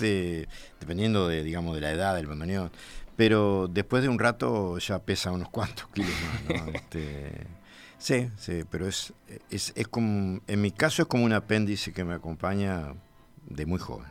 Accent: 25 de Mayo, Florida, Uruguay; cuando con 15 años nos mudamos de mi pueblo natal de 25 de mayo para Florida

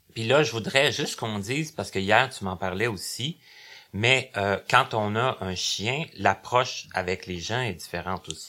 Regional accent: Abitibi, Quebec, Canada; now in Longueuil, Canada; je viens de l'Abitibi, mais ça fait quand même depuis 94 que je demeure à Longueuil.

